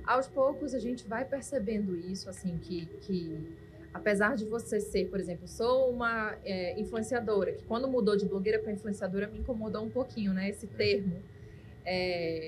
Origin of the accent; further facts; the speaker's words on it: Manaus, Amazonas, Brazil; sou nascida e criada aqui, vivi aqui sempre e amo essa cidade